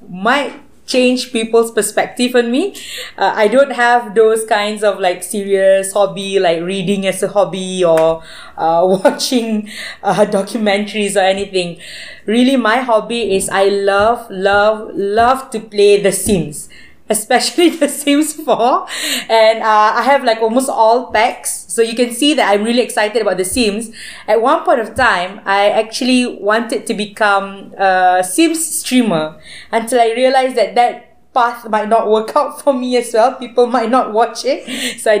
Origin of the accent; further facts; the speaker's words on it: Malaysia; made me feel more, you know, more patriotic as a Malaysian